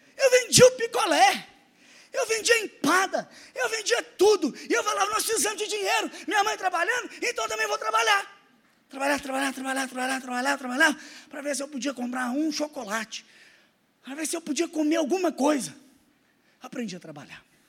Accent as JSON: {"language": "Portuguese", "town": "Araxá", "region": "Minas Gerais", "country": "Brazil", "tie": "born or raised there", "also_born_or_lived": "Belo Horizonte", "said": "Conhece Araxá? Cidade do interior de Minas, maravilhosa. Foi lá que eu passei minha infância e minha adolescência"}